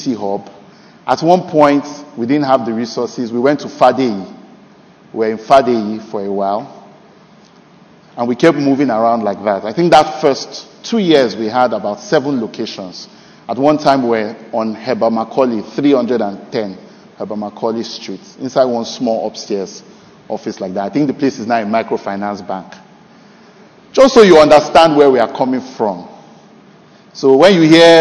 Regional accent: Nigeria; moved away; also born or lived in Canada; this year, 2023, July 4th, will mark 10 years since I came back to Nigeria from Canada

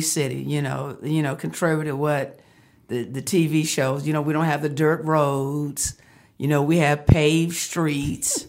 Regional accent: Fort Worth, Texas, United States; moved away as an adult; now in Arizona, United States; I am from Fort Worth, uh, Texas, the great state of Texas.

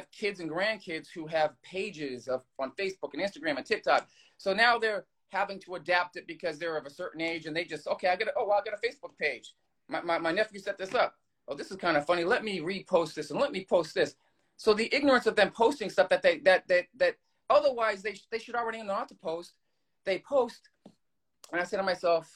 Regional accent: Boston, Massachusetts, United States; I'm from Boston

